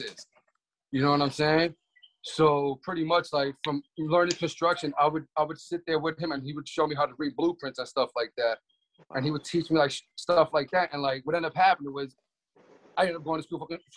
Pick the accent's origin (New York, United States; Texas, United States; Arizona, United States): New York, United States; New York City; moved away; I'm from Brooklyn, New York originally.